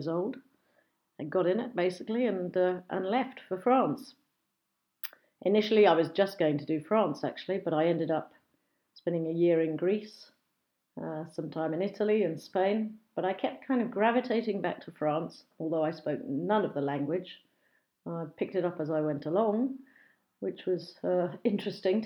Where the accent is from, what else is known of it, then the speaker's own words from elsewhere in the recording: Brighton and Hove, South East England, United Kingdom; accent: BBC English / home counties; I was born and bred in a small village just outside of Brighton, which has now become Brighton and Hove, a seaside resort on the southeast coast of England